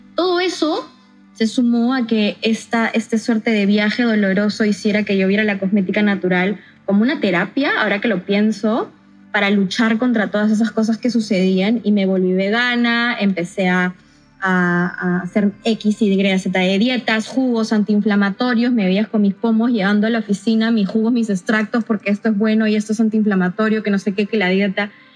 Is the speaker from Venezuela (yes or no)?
no; San Ramón, Junín, Peru; viví la mayor parte de mi infancia y mi adolescencia en San Ramón, Chanchamayo.